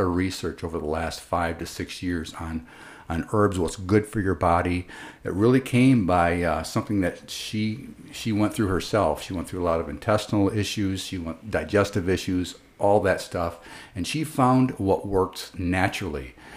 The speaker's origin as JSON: {"language": "English", "country": "United States", "also_born_or_lived": "Grand Rapids"}